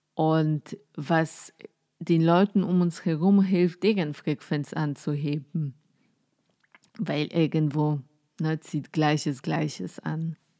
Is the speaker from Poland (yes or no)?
yes; Poland; German is a second language; moved away as an adult; now in Germany; Ich komme aus Polen, ähm, wohne jetzt seit ungefähr zehn Jahren in Deutschland